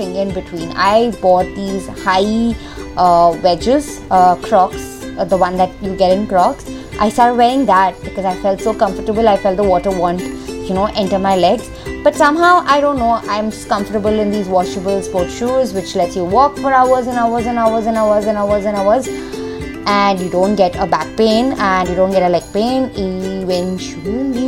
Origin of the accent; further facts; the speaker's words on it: Mumbai, Maharashtra, India; I'm from Mumbai, but I mean, can I just call it Bombay, because I think I'm more comfortable as Bombay